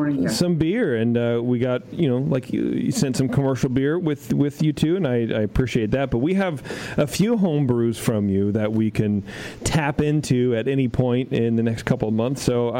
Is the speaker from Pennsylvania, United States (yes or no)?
yes; Philadelphia, Pennsylvania, United States; I'm from Philly.